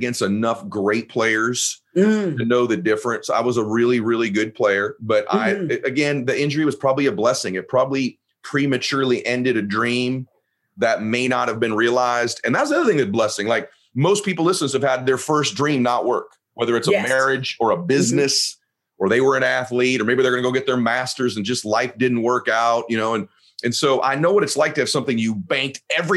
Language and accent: English; Southern California, United States; also born or lived in Boston; originally I'm from Boston, but I grew up in Southern Cal. I grew up in Southern California